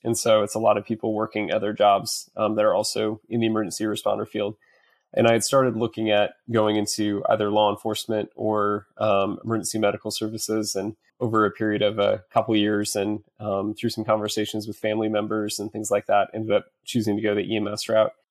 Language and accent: English; central Iowa, United States; moved away as an adult; now in Dallas, United States; I currently live in Dallas, Texas, originally from central Iowa